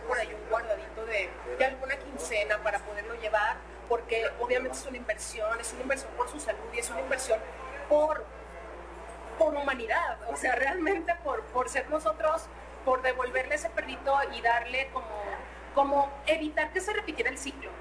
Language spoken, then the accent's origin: Spanish; Mexico; a los meros mexas, a los meros metaleros mexicanos que somos nosotros